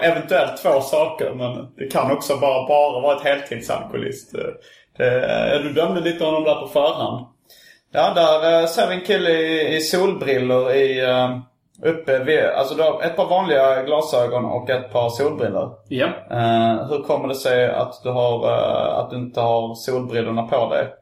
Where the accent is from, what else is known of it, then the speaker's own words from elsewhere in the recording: Svedala, Skåne, Sweden; Mm, nej, jag är från Svedala.